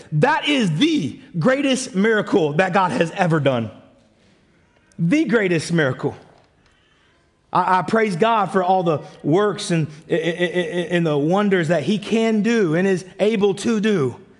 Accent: United States; moved away; also born or lived in Canada; I'm American

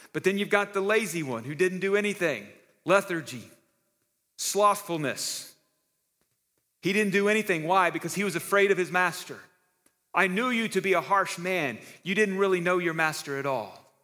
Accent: Texas, United States; moved away; now that I'm a Texan again

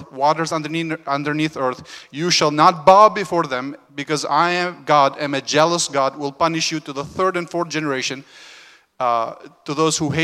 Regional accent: Albania; moved away; I was born in Albania, where we were just north of Greece.

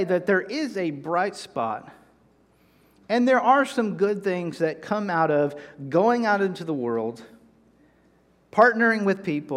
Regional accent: North Carolina, United States; moved away; also born or lived in Texas; I'm from North Carolina

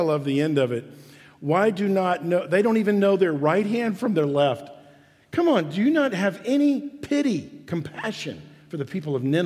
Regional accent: Memphis, Tennessee, United States; I was born right here in Memphis.

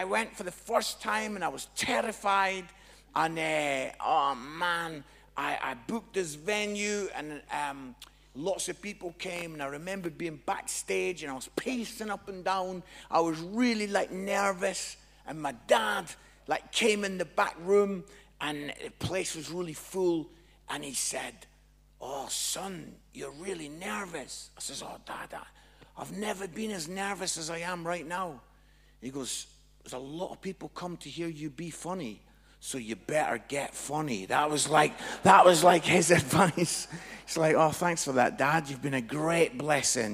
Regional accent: Edinburgh, Scotland, United Kingdom; now in Nottingham, United Kingdom; I'm from Edinburgh, but I live in Nottingham now

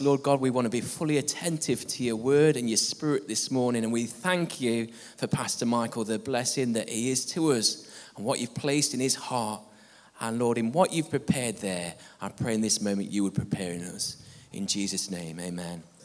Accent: England, United Kingdom; being an Englishman

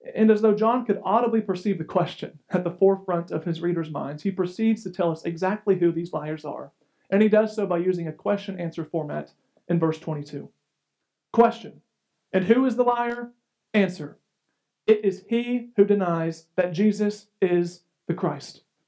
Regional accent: United States; as an American

